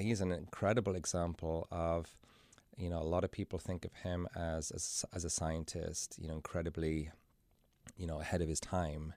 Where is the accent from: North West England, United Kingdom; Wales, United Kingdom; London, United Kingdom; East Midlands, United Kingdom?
Wales, United Kingdom; Carmarthen; moved away as an adult; now in Cincinnati, United States; I was born and raised in Wales in a little town called Carmarthen.